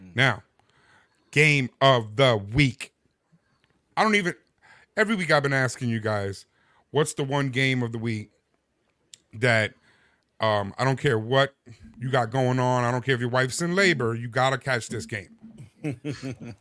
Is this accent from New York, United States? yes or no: yes; New York, United States; I am from New York